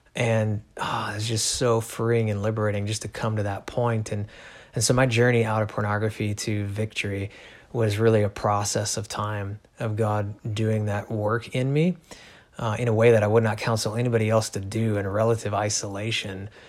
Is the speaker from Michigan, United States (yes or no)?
no; Chicago, Illinois, United States; also born or lived in Missouri; now in Alaska, United States; raised pretty much my whole life, uh, my upbringing anyway, in Illinois, suburbs of Chicago